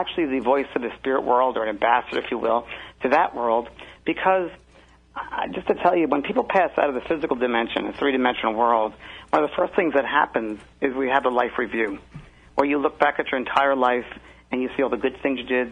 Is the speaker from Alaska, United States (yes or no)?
no; New York, United States; now in Orange County, California, United States; I'm originally from New York